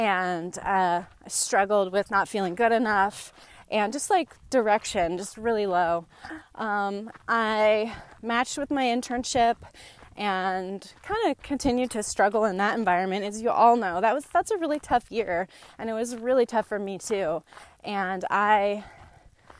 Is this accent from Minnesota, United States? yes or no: no; Northern California, United States; I grew up in Northern California, a single mom and my sister and myself